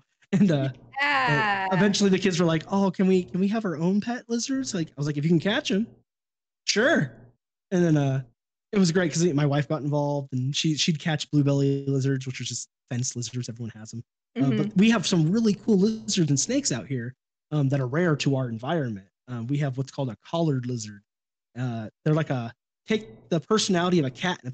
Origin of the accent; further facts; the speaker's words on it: Sacramento, California, United States; I grew up in Sacramento